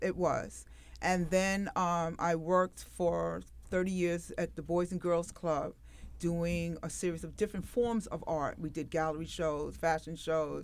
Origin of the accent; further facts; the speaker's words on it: New York City, New York, United States; when I was growing up in Brooklyn